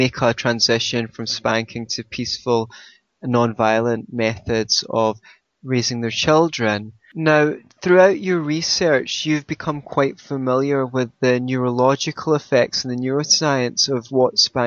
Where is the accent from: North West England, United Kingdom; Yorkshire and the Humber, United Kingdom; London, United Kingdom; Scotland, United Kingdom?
Scotland, United Kingdom; my country, Scotland